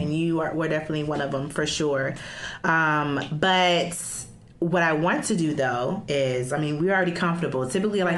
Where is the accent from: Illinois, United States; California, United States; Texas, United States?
Illinois, United States; Chicago; I'm from Chicago